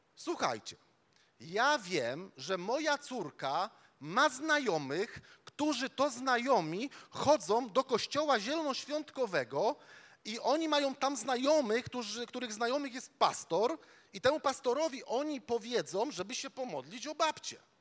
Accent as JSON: {"language": "Polish", "town": "Łódź", "region": "Łódź Voivodeship", "country": "Poland", "said": "my, my tam z Łodzi, e, my, my z Łodzi"}